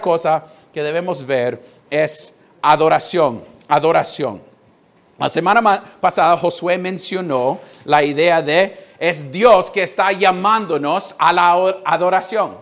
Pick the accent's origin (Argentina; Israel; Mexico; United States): United States; Spanish is a second language; now in Honduras; Yo siendo gringo